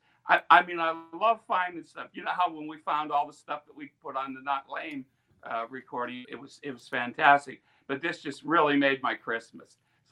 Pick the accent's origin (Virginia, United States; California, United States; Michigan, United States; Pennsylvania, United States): Pennsylvania, United States; Western; when we grew up in Western Pennsylvania here.